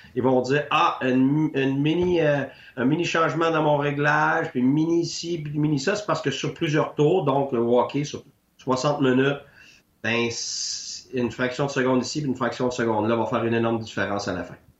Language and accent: French; Quebec, Canada; moved away as an adult; Je suis parti du Québec pendant 10 ans